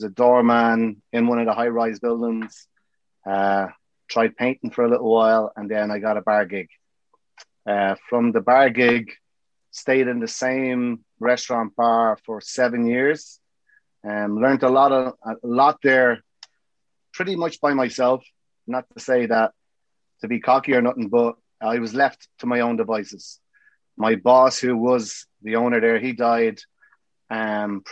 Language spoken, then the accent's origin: English; Dublin, Leinster, Ireland; moved away as an adult; now in New York, United States; I'm from Dublin.